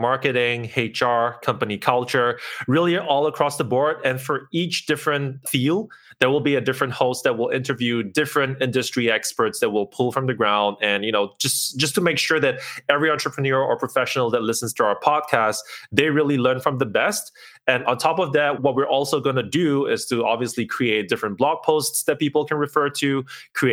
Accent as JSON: {"language": "English", "country": "Singapore", "moved": "as an adult", "lives_now": "Kyiv, Ukraine", "said": "I'm originally from Singapore. I moved to Kyiv in Ukraine about 3 years ago"}